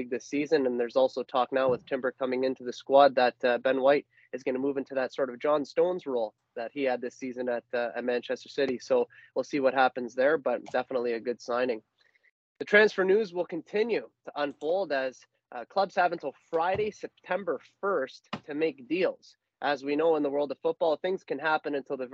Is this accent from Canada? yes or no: yes; Canada; we are Canadian